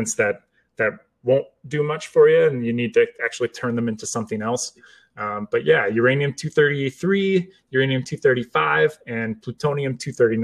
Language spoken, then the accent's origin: English; United States; I'm American